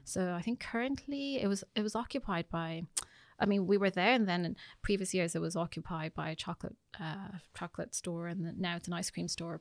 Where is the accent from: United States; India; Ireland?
Ireland; also born or lived in United Kingdom; I would say that I'm pretty Irish. I mean, when I came here, I mean, I started my primary school here.